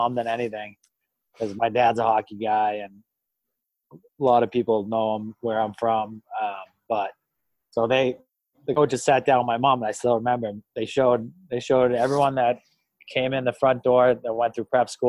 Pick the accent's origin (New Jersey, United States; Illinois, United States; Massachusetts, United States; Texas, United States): Massachusetts, United States; Marlborough; I grew up in Marlborough, Mass, hometown kid